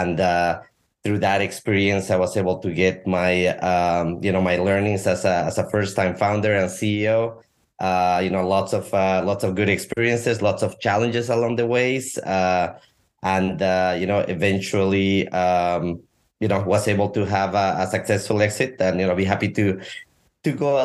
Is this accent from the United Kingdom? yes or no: no; La Paz, Bolivia; moved away as an adult; also born or lived in Topeka, Kansas; I am originally from South America, from the highlands of Bolivia, from La Paz. I grew up and was born there.